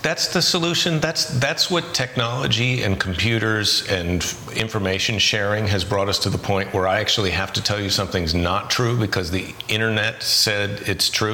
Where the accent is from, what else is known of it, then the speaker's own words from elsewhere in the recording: United States; as an American